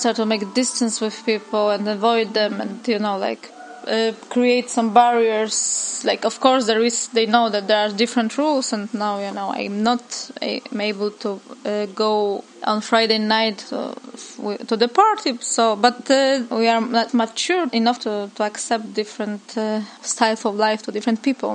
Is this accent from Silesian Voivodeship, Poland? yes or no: no; Warsaw, Masovian Voivodeship, Poland; From Warsaw, from Old Prague.